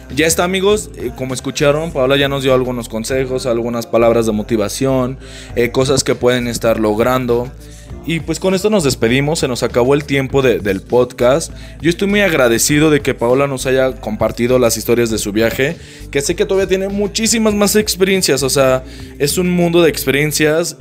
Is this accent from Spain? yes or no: no; Mexico; Uno como mexicano